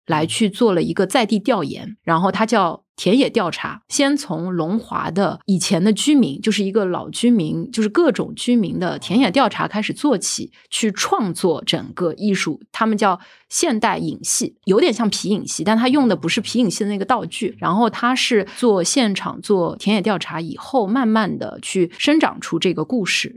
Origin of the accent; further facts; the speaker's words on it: Shanghai, China; 我自己从小是徐汇区土生土长的嗯，在徐汇的